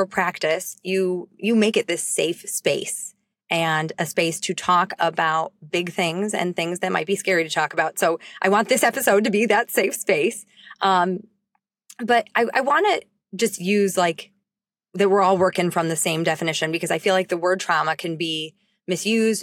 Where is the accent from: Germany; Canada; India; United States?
United States; Highland Park, Illinois; my hometown of Highland Park